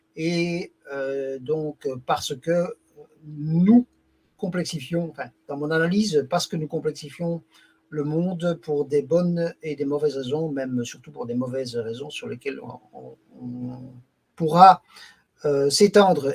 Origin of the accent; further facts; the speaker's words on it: Belgium; also born or lived in Brussels; j'habite euh, Bruxelles, donc euh, plus exactement la, célèbre municipalité de Molenbeek-Saint-Jean. Je travaille comme juriste dans une administration qui s'occupe de sécurité sociale, donc je suis belge